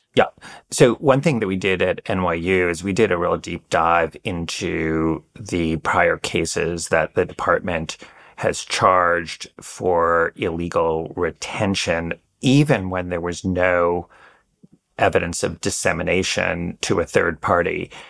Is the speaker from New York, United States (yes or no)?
yes; New York, United States; moved away as an adult; also born or lived in Washington, D.C.; having spent ten years in D C, I'm, like, constantly reminding people I'm really a New Yorker